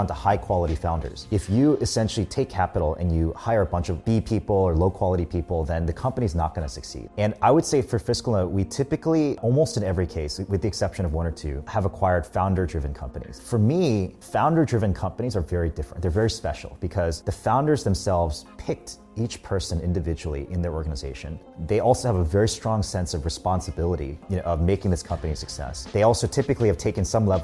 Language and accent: English; United States; I grew up in the US